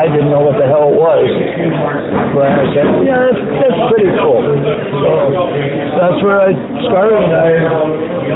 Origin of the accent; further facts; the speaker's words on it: Scranton, Pennsylvania, United States; also born or lived in Delaware; now in Arizona, United States; I grew up in Scranton